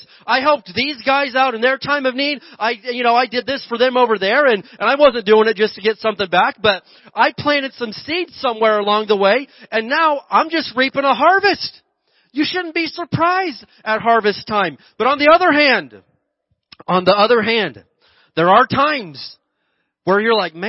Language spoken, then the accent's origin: English; Indiana, United States; also born or lived in Oklahoma; now in Mojave Desert area, California, United States; growing up in Indiana, and I lived in Oklahoma